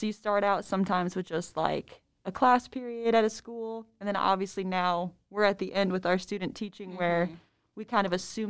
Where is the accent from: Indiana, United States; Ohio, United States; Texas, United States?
Indiana, United States; Fort Wayne; My graduating class was like 600. I'm from Fort Wayne, Indiana.